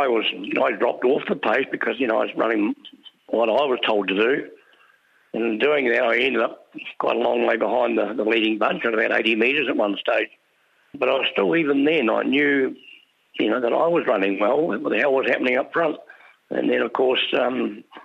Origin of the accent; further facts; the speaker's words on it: New Zealand; being a Kiwi